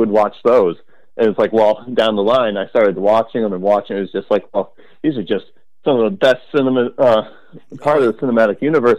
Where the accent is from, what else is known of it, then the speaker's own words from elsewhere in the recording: Crete, Illinois, United States; When I was a kid, I grew up in Crete, Illinois, and I still live here